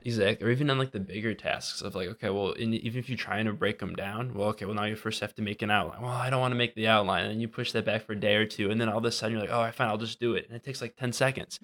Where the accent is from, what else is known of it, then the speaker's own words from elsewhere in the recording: Wisconsin, United States; moved away as an adult; also born or lived in Minnesota; now in Washington, D.C., United States; I'm from Wisconsin, went to school in Minnesota, and now I'm out in Washington, D C, working for the government